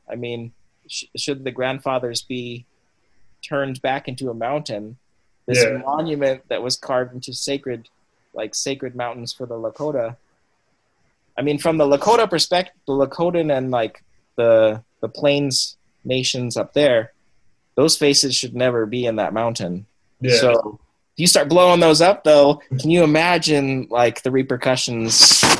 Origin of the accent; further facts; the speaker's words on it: Cambodia; now in United States; And then growing up in Cambodia and then in Asian communities and growing up speaking Cambodian and Vietnamese, I don't speak Vietnamese anymore. It was like weird. It was like, I don't know what I am really.